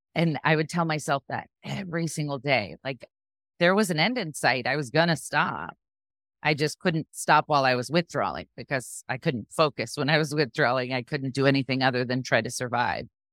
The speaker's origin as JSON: {"language": "English", "town": "Sarasota", "region": "Florida", "country": "United States", "tie": "born or raised there", "also_born_or_lived": "New Jersey", "said": "I was born in New Jersey, but I moved to Sarasota when I was really young, so I consider myself from here. That's where I am still, here in Sarasota."}